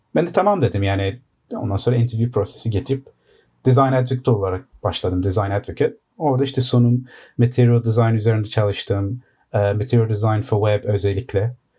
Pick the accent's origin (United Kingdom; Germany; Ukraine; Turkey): United Kingdom; London; Londra'da doğma büyüme.